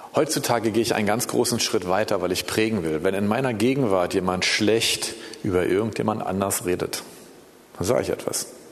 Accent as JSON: {"language": "German", "region": "Berlin", "country": "Germany", "tie": "born or raised there", "said": "ich bin in Berlin geboren übrigens, ich bin hier groß geworden"}